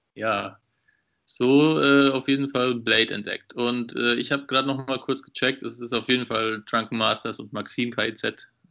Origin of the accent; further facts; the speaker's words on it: Würzburg, Bavaria, Germany; ich komme aus Würzburg, habe ja dort quasi auch meinen Bachelor mit dir studiert